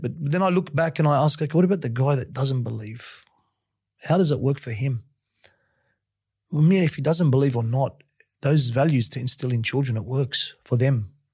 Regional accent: Sydney, New South Wales, Australia; I grew up in Western Sydney, sort of a bit of a rough place at the time.

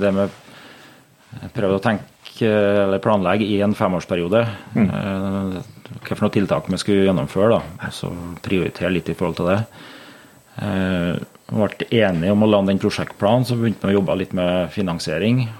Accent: Lierne, Trøndelag, Norway; also born or lived in Meråker / Levanger / Grong; Jeg er jo født og oppvokst her i Lierne

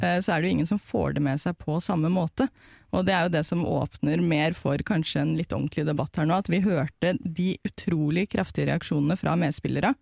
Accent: Oslo, Norway; Jeg er jo fra Tonsenhagen i Oslo øst nordøst, og laget mitt var jo da Årvoll, som jeg starta å spille på da jeg var syv og et halvt

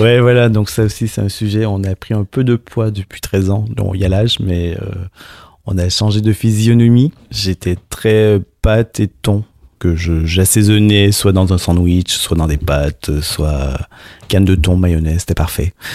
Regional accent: Montreal, Quebec, Canada; moved away as an adult; now in Paris, France; Je suis canadien, donc je suis de Montréal.

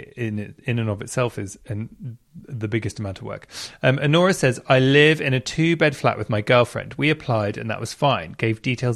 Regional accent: London, United Kingdom; Southwest London. It's where I grew up around there

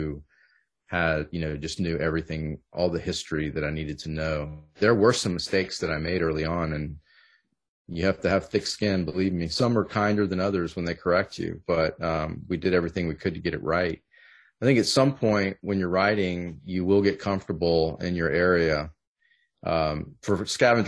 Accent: Southern Texas, United States; I grew up in Southern Texas and not Louisiana

